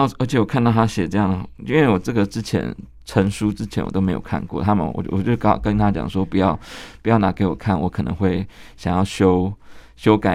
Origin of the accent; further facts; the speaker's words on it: Kaohsiung, Taiwan; 我们高雄人就会记得那个奇经海，海水浴场有一段时间是关闭的